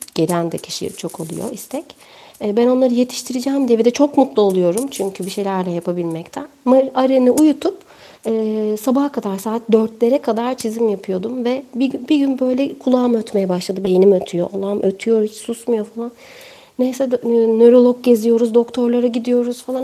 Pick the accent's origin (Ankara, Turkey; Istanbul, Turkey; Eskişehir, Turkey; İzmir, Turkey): İzmir, Turkey; ilkokuldayken e, İzmir'de Ertuğrul Gazi ilk öğretimde okudum